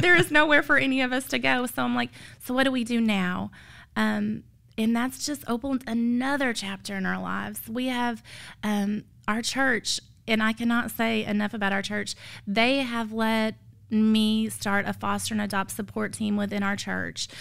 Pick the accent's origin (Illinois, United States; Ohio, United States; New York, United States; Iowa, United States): Illinois, United States; moved away; I'm from Illinois, so I have zero family here.